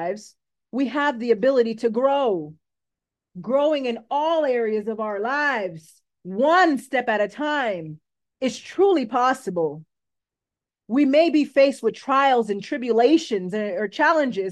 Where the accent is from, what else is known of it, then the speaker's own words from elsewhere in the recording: Coral Springs, Florida, United States; I was born on March 22nd, 1993 in Coral Springs, Florida